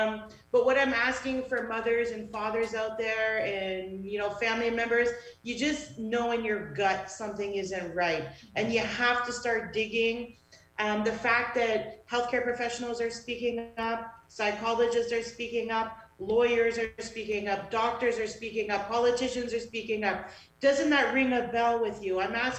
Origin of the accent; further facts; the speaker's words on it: Canada; being a Canadian was ingrained in us.